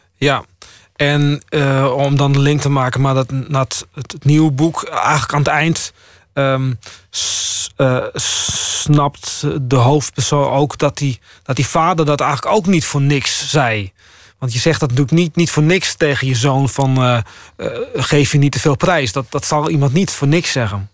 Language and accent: Dutch; Friesland, Netherlands; also born or lived in Groningen; Ik ben ook Fries